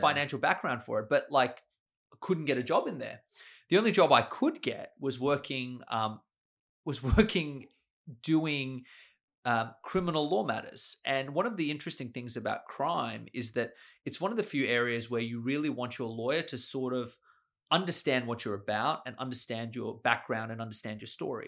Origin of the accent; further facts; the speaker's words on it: Sydney, New South Wales, Australia; also born or lived in Austria; I grew up here in Sydney.